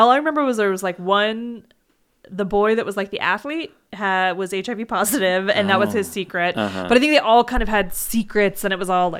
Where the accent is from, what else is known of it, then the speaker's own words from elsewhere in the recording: Morgan Hill, California, United States; It's like just south of San Jose. Like, so I grew up like technically in the Bay Area, but like in the very like ball sack of it.